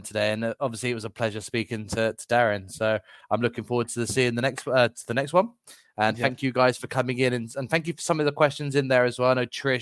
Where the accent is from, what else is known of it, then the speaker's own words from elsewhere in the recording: England, United Kingdom; I'm English.